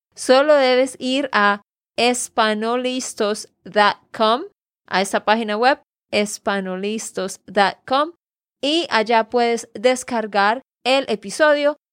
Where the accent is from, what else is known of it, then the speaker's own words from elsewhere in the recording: Santander, Colombia; de Santander, Colombia